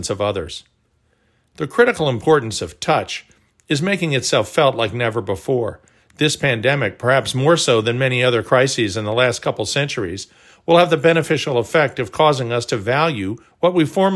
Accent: Texas, United States; also born or lived in Oklahoma; When I was growing up in Texas and Oklahoma

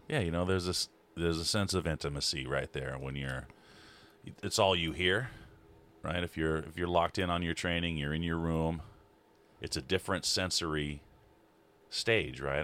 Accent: Libby, Montana, United States; also born or lived in North Carolina; up in Libby, I'm from Libby.

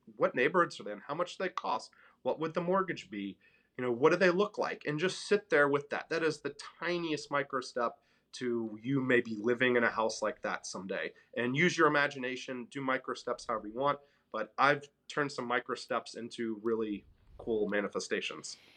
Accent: Memphis, Tennessee, United States; moved away as an adult; also born or lived in New York City; I'm from Memphis, Tennessee, a very middle-class family there

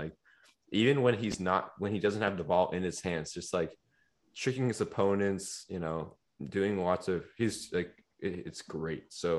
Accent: Charlotte, North Carolina, United States; I'm from Charlotte.

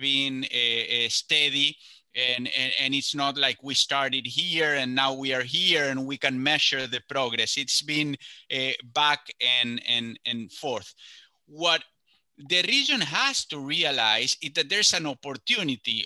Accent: Córdoba, Argentina; I myself grew up in the middle of the country in a province called Córdoba

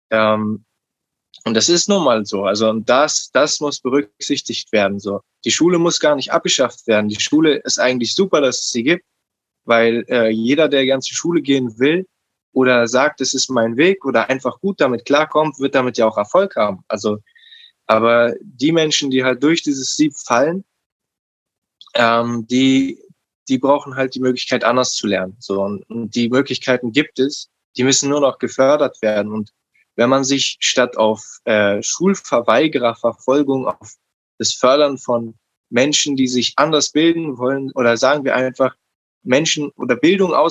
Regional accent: Berlin, Germany; Also ich bin in Neukölln aufgewachsen und ich hatte ähm, als Umfeld schon ein schwieriges Umfeld.

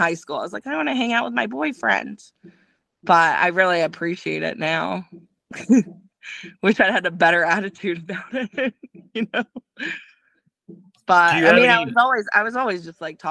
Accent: Baltimore, Maryland, United States; moved away as an adult; also born or lived in New Zealand; we're both from Baltimore originally.

